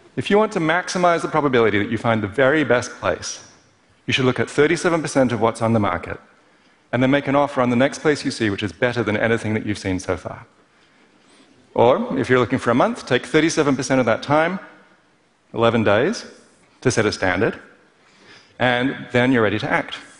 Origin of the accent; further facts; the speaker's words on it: Perth, Western Australia, Australia; Growing up in Perth as an overly cerebral kid